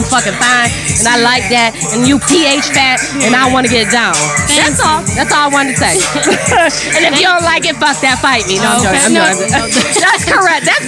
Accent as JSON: {"language": "English", "town": "Detroit", "region": "Michigan", "country": "United States", "said": "I'm from Detroit, Michigan"}